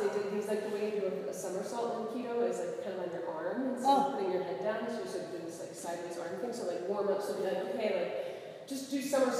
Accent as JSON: {"language": "English", "country": "United States", "said": "as an American"}